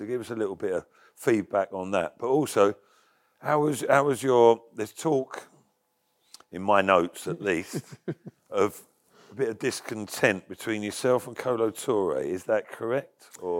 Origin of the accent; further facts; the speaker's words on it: London, United Kingdom; even though I came from London.